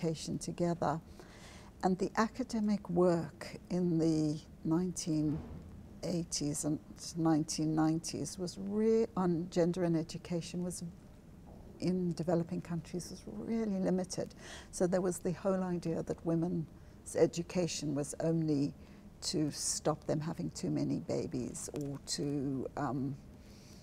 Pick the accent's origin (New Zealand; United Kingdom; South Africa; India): South Africa; moved away as an adult; I grew up in South Africa, which is a very segregated